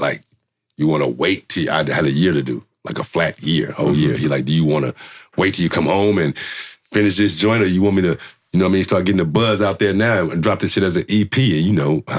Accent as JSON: {"language": "English", "town": "Richmond", "region": "California", "country": "United States", "tie": "born or raised there", "said": "I grew up in Richmond"}